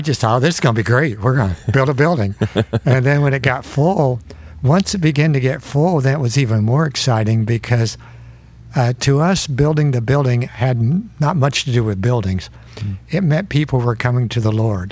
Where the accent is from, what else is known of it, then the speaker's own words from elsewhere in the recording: Fort Recovery, Ohio, United States; I grew up in Fort Recovery, Ohio, which is a little town of 1,300 close to Indiana, north of Dayton.